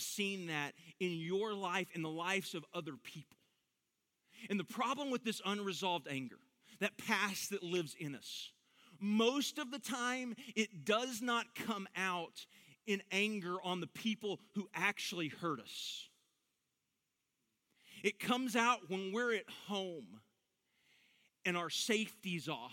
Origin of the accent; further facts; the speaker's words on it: Dallas–Fort Worth Metroplex, Texas, United States; I grew up in the Metroplex